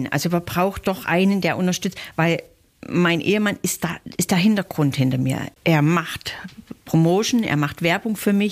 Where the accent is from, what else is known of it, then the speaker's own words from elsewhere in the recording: Saxony, Germany; Aus dem Bundesland Sachsen.